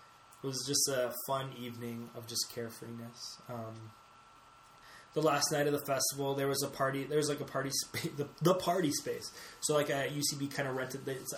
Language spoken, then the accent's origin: English; Canada; we're from Canada